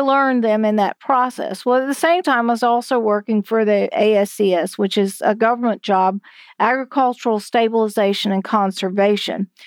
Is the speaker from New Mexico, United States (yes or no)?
no; Hyde County, North Carolina, United States; where I grew up in Hyde County